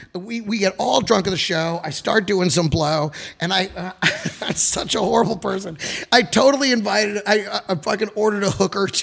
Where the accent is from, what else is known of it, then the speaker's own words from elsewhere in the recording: Dallas, Texas, United States; moved away; I grew up in Dallas.